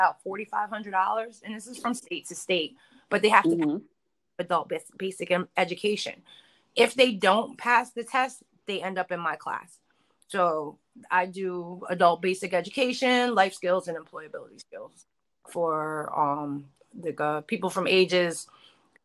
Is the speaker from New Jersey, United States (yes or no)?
yes; New Jersey, United States; I'm from Jersey